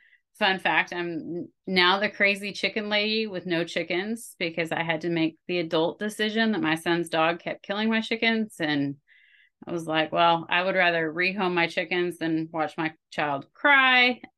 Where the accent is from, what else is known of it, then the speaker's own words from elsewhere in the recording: Oregon, United States; also born or lived in Idaho / Wyoming; now in Texas, United States; I'm originally from the Pacific Northwest. I grew up in Oregon, Idaho, and Wyoming before moving to Texas.